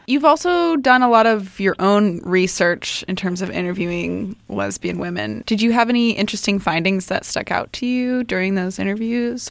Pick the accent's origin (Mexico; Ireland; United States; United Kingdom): United States; now in Canada; I am actually American, but I have been here for a while